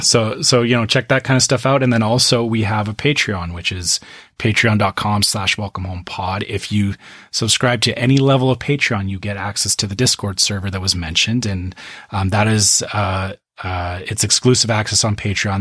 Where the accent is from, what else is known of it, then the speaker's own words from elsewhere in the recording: Canada; I'm Canadian